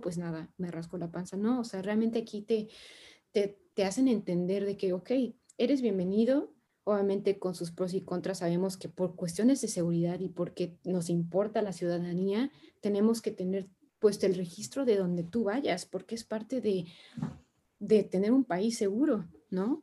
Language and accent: Spanish; Mexico; moved away as an adult; also born or lived in France; now in China; yo soy de México